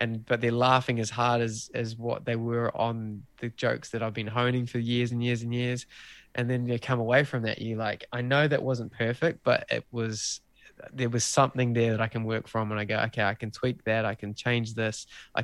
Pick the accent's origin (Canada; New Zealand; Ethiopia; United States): New Zealand; being a Kiwi bloke